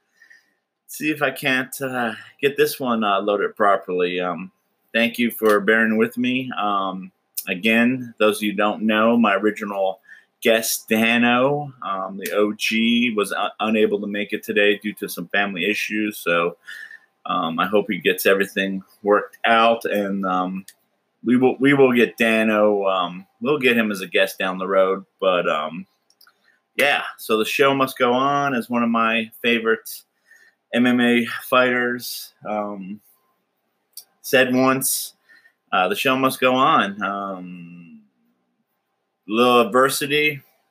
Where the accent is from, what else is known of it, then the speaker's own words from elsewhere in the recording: South Florida, United States; moved away as an adult; also born or lived in Wisconsin / New Mexico; now in Washington, United States; I'm not from Washington State originally, born in Wisconsin. Grew up mostly in South Florida, a little time in New Mexico, and then straight into the Navy at 18